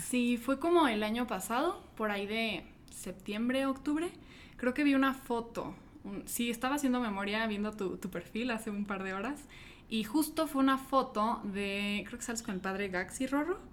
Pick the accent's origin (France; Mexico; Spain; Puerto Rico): Mexico; Mexico City; yo soy de Ciudad de México, creo que faltó, faltó decir, ahorita estoy visitando Guadalajara